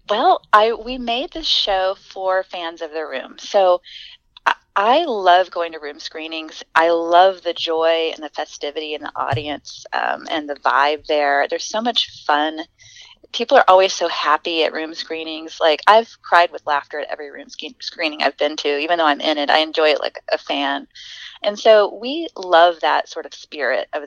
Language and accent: English; the South, United States; accent: Southern; i'm trying to lose my southern accent and i'm taking like accent reduction courses